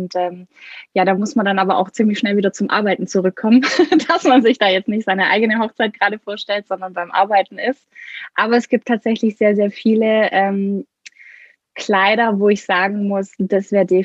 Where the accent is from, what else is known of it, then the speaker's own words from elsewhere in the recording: Baden-Württemberg, Germany; Ich komme aus der Nähe von Stuttgart